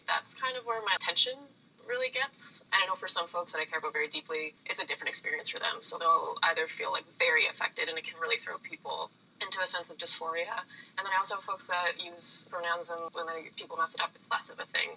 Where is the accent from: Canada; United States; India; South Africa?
Canada; East Coast, Atlantic Canada; moved away as an adult; now in Toronto, Canada; I grew up on the East Coast